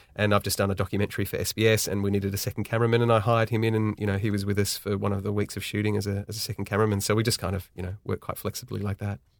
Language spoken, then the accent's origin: English; Sydney, New South Wales, Australia; born and raised in Sydney, Australia.